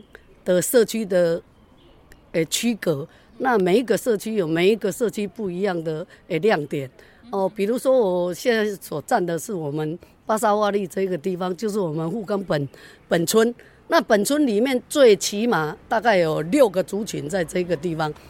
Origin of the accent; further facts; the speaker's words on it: Taitung City, Taitung County, Taiwan; 我在这里长大，今年六十几了，嘿，那对整个富冈可以说也算了若指掌。